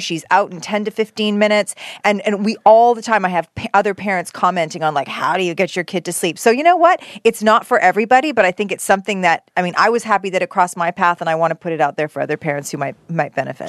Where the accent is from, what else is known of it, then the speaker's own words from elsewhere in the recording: Canada; moved away as an adult; now in United States; as a Canadian